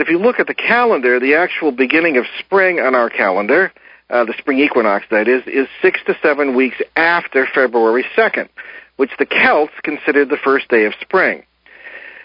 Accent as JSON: {"language": "English", "country": "United States", "tie": "born or raised there", "said": "I grew up in the Connecticut Valley in the tobacco country"}